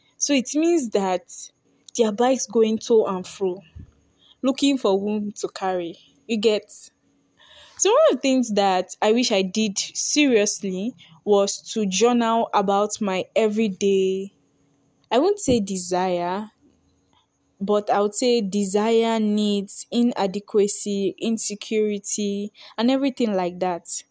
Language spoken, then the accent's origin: English; Nigeria; I'm a Nigerian girl